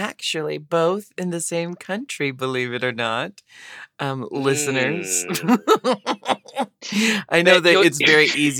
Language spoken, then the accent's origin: English; Pacific Northwest, United States; I have always been very proud to be from the Pacific Northwest, and I love it there.